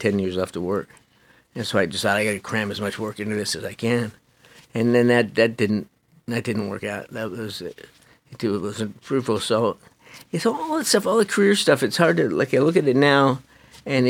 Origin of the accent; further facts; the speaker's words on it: Canada; also born or lived in Upper East Side of Manhattan, New York; now in New York, United States; I grew up in Canada. Like, my dad was in the military